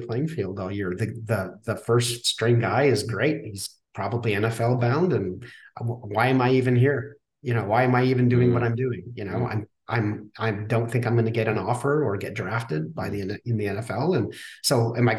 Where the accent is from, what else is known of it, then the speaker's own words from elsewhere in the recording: Saskatchewan, Canada; I grew up in Saskatchewan, Canada